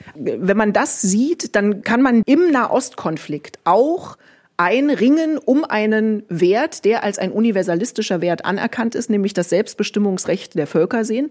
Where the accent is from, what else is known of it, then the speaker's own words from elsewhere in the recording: Germany; für uns als Deutsche